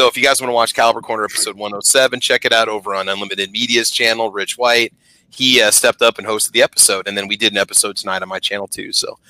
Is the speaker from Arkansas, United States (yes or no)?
no; Nebraska, United States; I'm pretty much from all over the state, really, when you think about it. But yeah, that's it. Born and raised in Nebraska